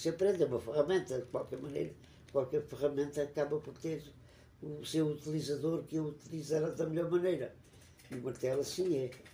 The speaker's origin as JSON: {"language": "Portuguese", "town": "Évora", "region": "Alentejo", "country": "Portugal", "tie": "born or raised there", "said": "Nasci em Évora em 1931. Tive uma infância muito feliz na cidade, como criança e como adolescente"}